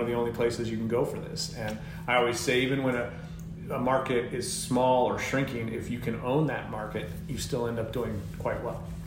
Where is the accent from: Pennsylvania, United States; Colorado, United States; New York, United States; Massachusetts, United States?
Colorado, United States; moved away as an adult; now in California, United States; I'd just been out here very recently out in California from where I grew up in Colorado